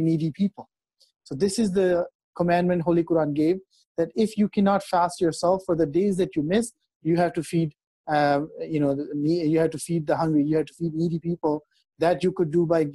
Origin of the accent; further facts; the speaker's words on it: Canada; moved away; I grew up in Canada